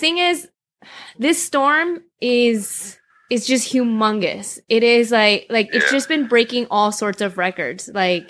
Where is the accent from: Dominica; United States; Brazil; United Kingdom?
United States; Chicago, Illinois